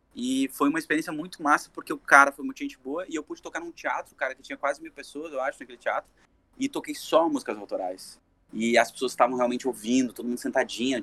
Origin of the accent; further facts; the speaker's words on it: Brazil; A gente é brasileiro